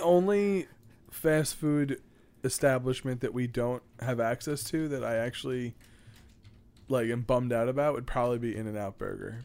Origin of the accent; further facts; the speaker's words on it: New York City, New York, United States; my hometown